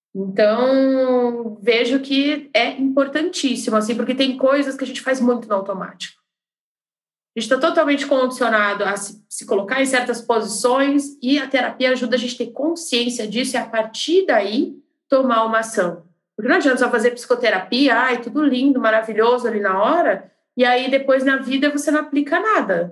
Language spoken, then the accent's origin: Portuguese; Curitiba, Paraná, Brazil; now in Belo Horizonte, Brazil; eu sou curitibana, mas moro em BH